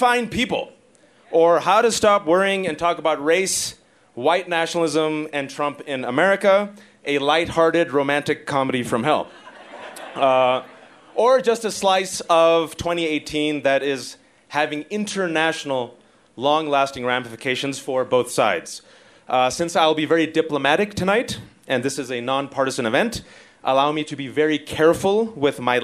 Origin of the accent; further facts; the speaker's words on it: Fremont, California, United States; I'm an American son of Pakistani Muslim immigrants, born and raised in the Bay Area, Fremontistan, California